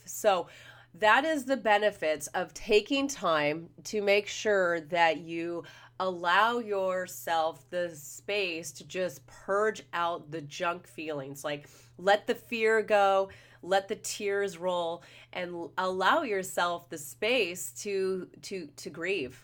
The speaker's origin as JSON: {"language": "English", "town": "Los Angeles", "region": "California", "country": "United States", "said": "I'm from the Los Angeles, Orange County area"}